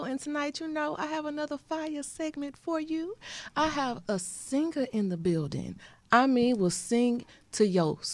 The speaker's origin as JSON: {"language": "English", "town": "Missouri City", "region": "Texas", "country": "United States", "said": "I'm from Mo City"}